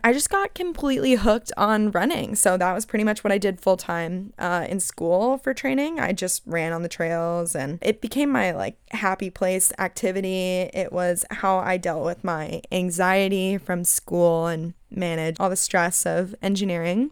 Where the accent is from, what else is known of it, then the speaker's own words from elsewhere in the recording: Phoenix, Arizona, United States; moved away as an adult; now in California, United States; I'm originally from Phoenix